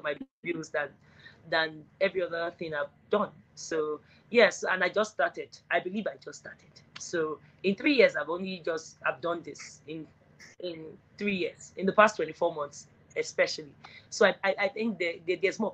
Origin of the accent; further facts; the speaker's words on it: Warri, Delta, Nigeria; I come from the South-South, and the South-South in Nigeria is Delta Wari